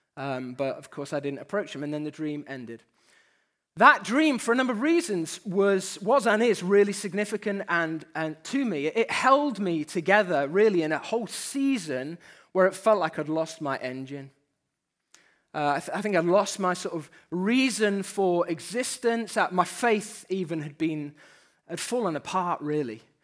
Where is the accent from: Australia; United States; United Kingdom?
United Kingdom; We're Brits to start with, so we have that disadvantage. Just from the off, let's name it, we're British